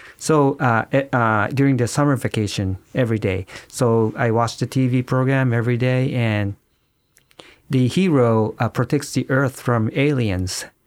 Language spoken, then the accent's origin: English; Yokohama, Kanagawa, Japan; I was born in Yokohama, Kanagawa